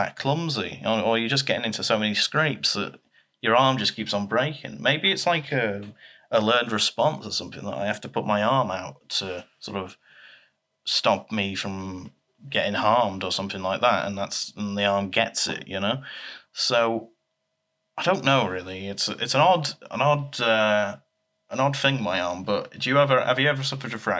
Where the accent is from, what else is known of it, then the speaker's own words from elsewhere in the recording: Leeds, Yorkshire and the Humber, United Kingdom; I was born in Leeds